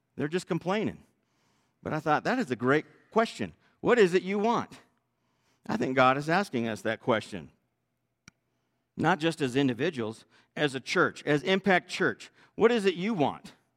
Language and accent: English; Northern California, United States; I was raised in Northern California